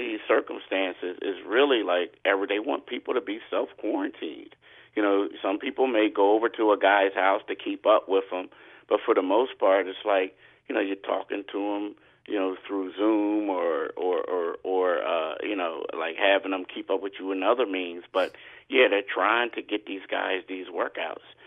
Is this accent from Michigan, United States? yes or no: no; Philadelphia, Pennsylvania, United States; as a Philadelphian